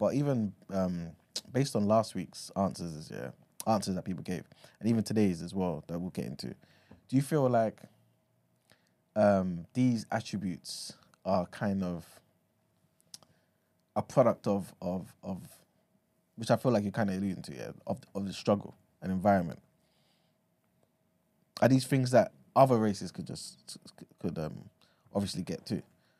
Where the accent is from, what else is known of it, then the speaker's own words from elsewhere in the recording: London, United Kingdom; obviously growing up in East London, right? Like, you kind of in the estate, you got white people there, you got some Asian people there, and this and the third, right?